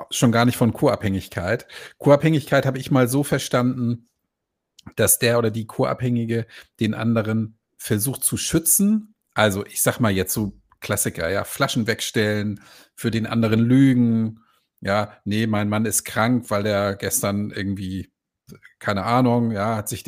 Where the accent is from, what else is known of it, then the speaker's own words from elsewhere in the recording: Croatia; ich habe ein Problem, ich komme aus Kroatien.